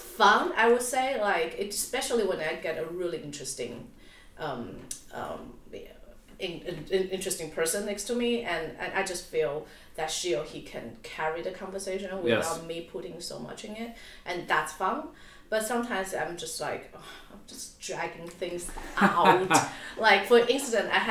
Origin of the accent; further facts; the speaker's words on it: Taipei, Taiwan; moved away; also born or lived in Auckland / New York; I was born in Taipei.